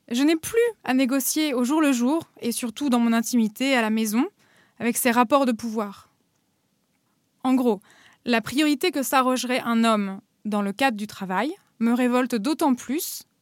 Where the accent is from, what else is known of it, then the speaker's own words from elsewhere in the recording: Normandy, France; moved away as an adult; also born or lived in Paris; now in Berlin, Germany; J'ai grandi à Paris puis en Normandie et je vis maintenant à Berlin.